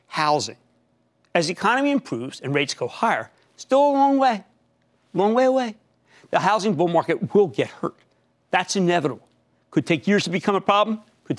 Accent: New Jersey, United States; also born or lived in New York; my home state of New Jersey

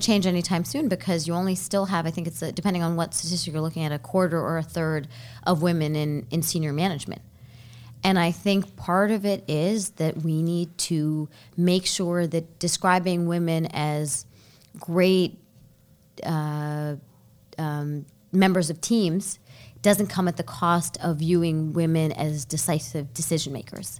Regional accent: Baltimore, Maryland, United States; also born or lived in Sri Lanka; I grew up in Baltimore

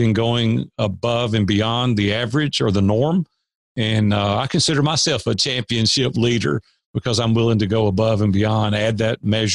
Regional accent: Nashville, Tennessee, United States; I grew up in Nashville, native Nashvillian

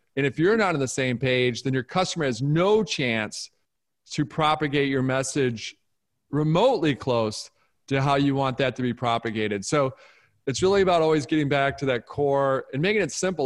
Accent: Detroit, Michigan, United States; I grew up in Detroit

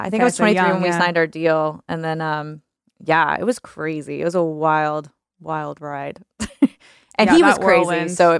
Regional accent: New Orleans, Louisiana, United States; now in Nashville, United States; I learned a lot, I think, just like growing up in that, you know, in that culture and with those people.

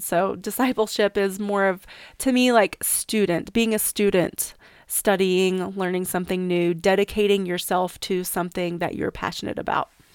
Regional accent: East Tennessee, United States; now in Sierra Mountains, United States; I grew up in East Tennessee and it's still one of my favorite times to go back home

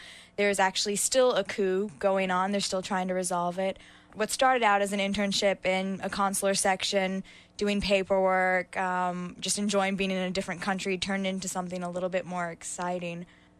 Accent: Cary, North Carolina, United States; I'm from Cary, North Carolina.

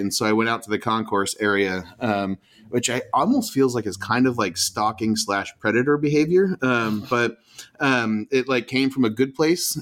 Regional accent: Portland, Oregon, United States; where are you from the US? And I say Portland

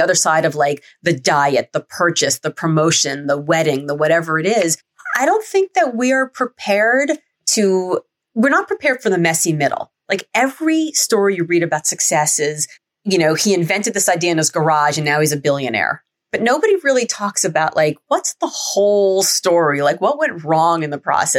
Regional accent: Miami, Florida, United States; growing up in Miami

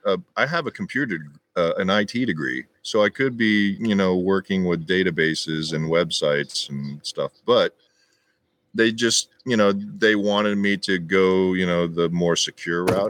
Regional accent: Carrollton, Texas, United States; also born or lived in Las Vegas; now in Los Angeles, United States; I grew up in Texas, and like it was during the '80s

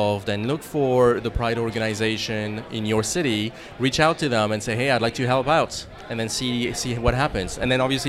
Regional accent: France; English is a second language; moved away as an adult; also born or lived in Boston; I'm originally from France, and when I arrived in Boston

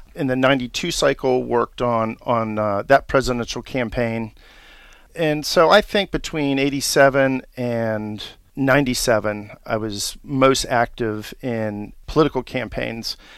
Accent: Washington, District of Columbia, United States; I was born and raised here in Washington, D C

